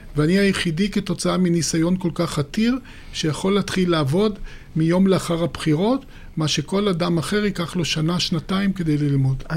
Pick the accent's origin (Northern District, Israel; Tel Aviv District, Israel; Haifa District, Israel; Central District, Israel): Haifa District, Israel; Haifa; אני פטריוט חיפאי